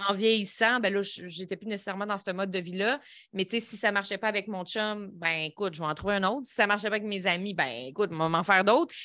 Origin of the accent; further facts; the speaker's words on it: Lévis, Quebec, Canada; Je viens de euh, Saint-Nicolas, Lévis